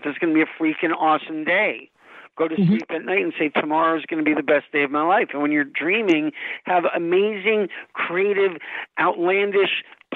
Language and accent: English; Los Angeles, California, United States; I grew up in Los Angeles in the 80s when we had a lot of tumbleweeds here